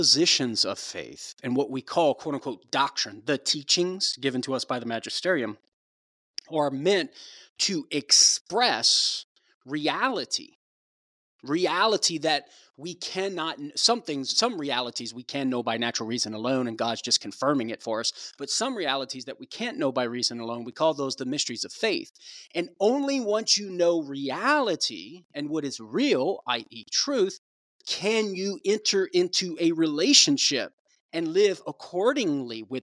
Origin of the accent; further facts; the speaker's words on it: Cajun, Louisiana, United States; accent: Cajun; now in Tulsa, United States; You're bringing back my Cajun accent here